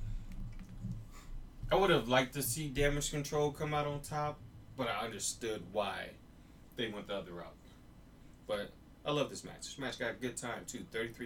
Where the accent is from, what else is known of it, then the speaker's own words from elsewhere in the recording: Chicago, Illinois, United States; I'm from Chicago